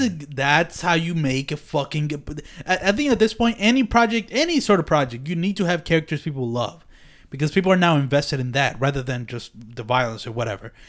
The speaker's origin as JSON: {"language": "English", "town": "Philadelphia", "region": "Pennsylvania", "country": "United States", "said": "I'm from Philadelphia"}